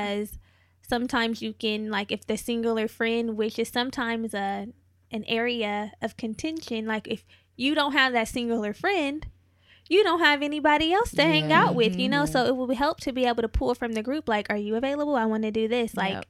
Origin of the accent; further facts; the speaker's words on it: California, United States; now in Los Angeles, United States; Like, okay, so before I moved to LA, because I'm not from here, I'm from the Bay Area. I've been living here for a while now.